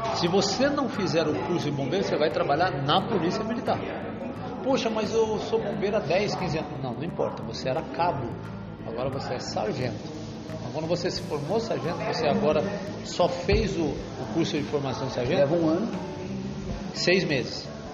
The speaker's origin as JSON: {"language": "Portuguese", "town": "Santos", "region": "São Paulo", "country": "Brazil", "tie": "born or raised there", "said": "Só nasci criado em Santos, moro lá até hoje"}